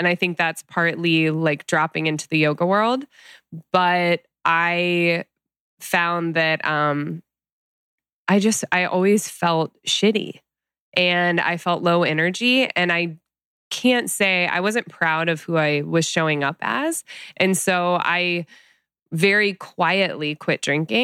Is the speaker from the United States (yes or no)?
yes; Midwest, United States; now in Los Angeles, United States; growing up in the Midwest